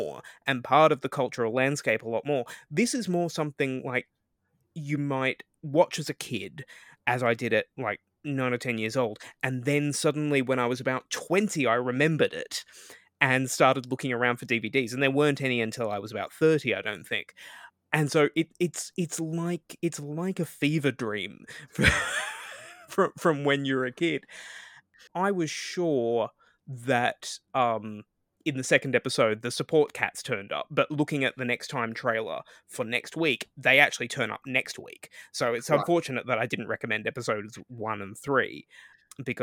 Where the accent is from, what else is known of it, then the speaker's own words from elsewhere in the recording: Australia; speaking as an Australian